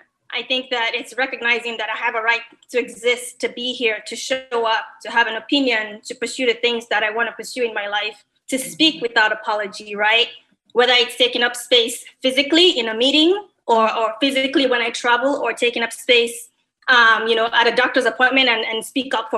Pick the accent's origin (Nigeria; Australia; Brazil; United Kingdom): Nigeria; Lagos; moved away as an adult; also born or lived in Minnesota, United States; now in United States; I came to United States to go to college, right? Mm-hmm. After living and being raised in Nigeria